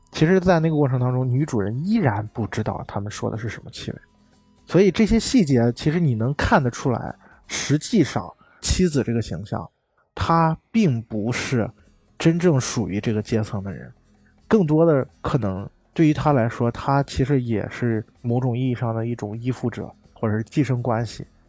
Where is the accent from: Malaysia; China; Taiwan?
China; 对于我们中国人来说